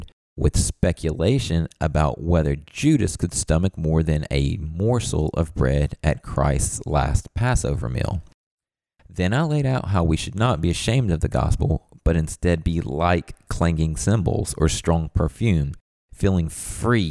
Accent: the South, Southern United States, United States; as a Southerner

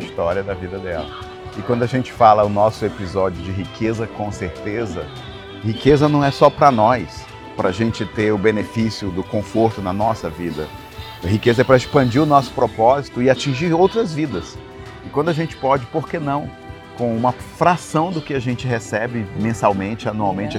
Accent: Belém, Pará, Brazil; moved away as an adult; now in United States; eu sou de Belém do Pará, mas moro nos Estados Unidos há mais de 20 anos

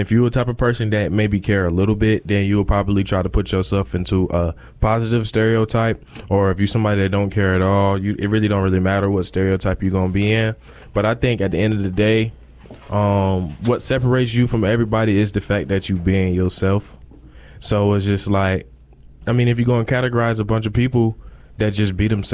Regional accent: New York, United States; moved away; I'm from New York.

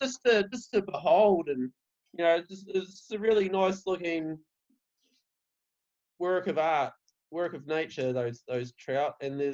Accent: Invercargill, Southland, New Zealand; Hey, I'm from Invercargill. Not small enough.

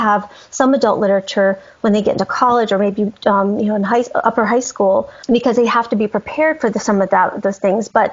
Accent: Colorado, United States; now in Tennessee, United States; I'm from Colorado. I live in Tennessee right now, but I'm from Colorado

